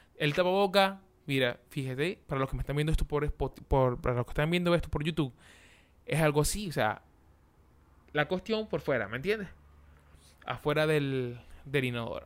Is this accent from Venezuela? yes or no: yes; Venezuela; moved away; los venezolanos nosotros que estamos afuera del país